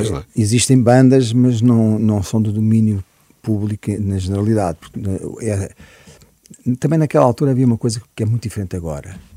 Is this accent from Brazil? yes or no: no; Sá da Bandeira, Huíla, Angola; also born or lived in Lisbon, Portugal / Tete, Mozambique; now in Portugal; cresci, a minha infância foi passada em grande parte em, em África.